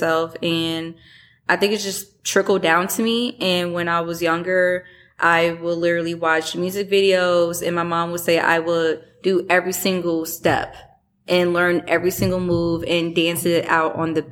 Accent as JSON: {"language": "English", "town": "Chicago", "region": "Illinois", "country": "United States", "moved": "yes", "lives_now": "Michigan, United States", "said": "I'm from Chicago."}